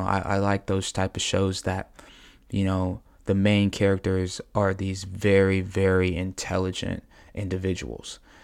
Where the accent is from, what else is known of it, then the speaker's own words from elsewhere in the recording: United States; as American people